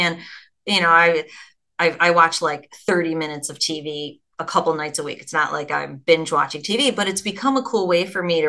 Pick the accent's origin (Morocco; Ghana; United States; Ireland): Ireland; which is Irish, which I'm Irish